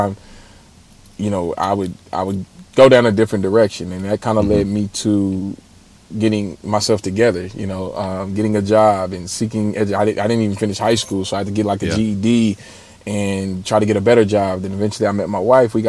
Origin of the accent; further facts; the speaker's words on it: Los Angeles, California, United States; I'm actually from South Central Los Angeles, born and raised